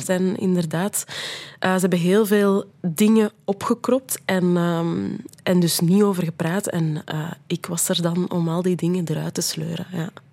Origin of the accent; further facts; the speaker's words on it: Brussels, Brussels-Capital Region, Belgium; ik ben een Brusselaar, ik ben tweetalig opgevoed, ik spreek Nederlands, ik spreek Frans